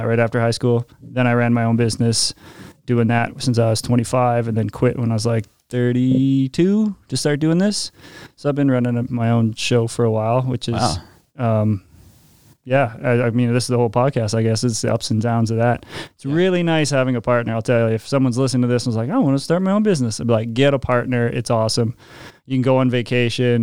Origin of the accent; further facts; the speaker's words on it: Regina, Saskatchewan, Canada; I'm born and raised in Regina